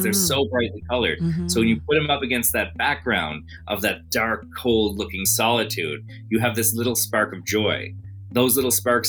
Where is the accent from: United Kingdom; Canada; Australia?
Canada; St. John's, Newfoundland and Labrador; also born or lived in Branch and St. Bride's, Newfoundland; growing up in St. John's, but spending summers out around the Cape Shore area, Branch and St. Bride's, where my grandparents are from.